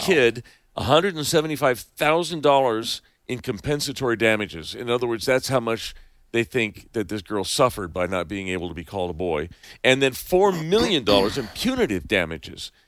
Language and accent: English; Bay Area, California, United States; I grew up in the Bay Area